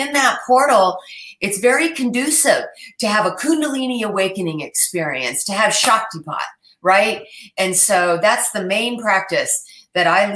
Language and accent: English; Mount Shasta, California, United States; I was born in Mount Shasta